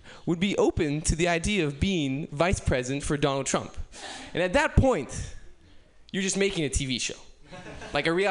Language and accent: English; United Kingdom; as you can probably tell from my accent, I'm not from around here. I came all the way from the UK